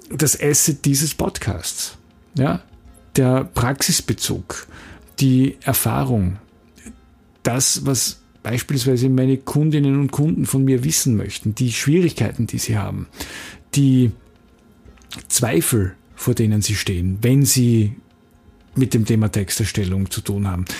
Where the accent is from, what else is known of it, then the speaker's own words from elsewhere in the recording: Graz, Styria, Austria; in Graz, wo ich herkomme